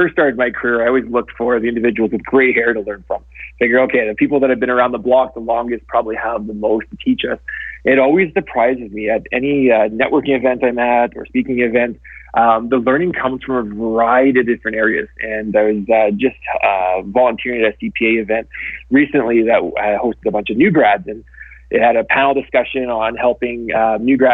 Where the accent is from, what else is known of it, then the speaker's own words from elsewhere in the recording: Winnipeg, Manitoba, Canada; moved away as an adult; now in Calgary, Canada; I'm a prairie boy, born and raised. So I was born in Winnipeg. And I moved to Calgary after I graduated university